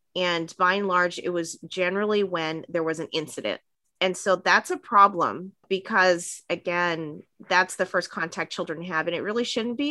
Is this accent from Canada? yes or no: yes; Vancouver, British Columbia, Canada; moved away; also born or lived in Montreal / Hawaii; I grew up in Vancouver. I was actually born in, in Montreal on the East Coast and grew up on the West Coast.